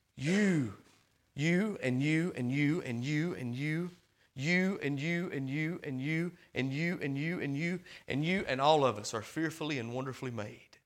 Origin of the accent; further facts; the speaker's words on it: Hamilton, Alabama, United States; I'm from Hamilton, Alabama. I live in Boar Tree Bottom.